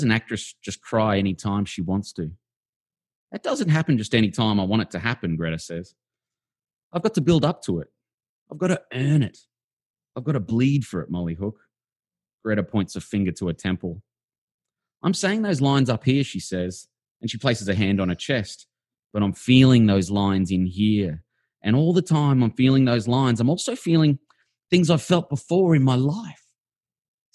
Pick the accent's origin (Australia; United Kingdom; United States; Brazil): Australia; Brisbane, Queensland; I knew them in the 1980s in Housing Commission Brisbane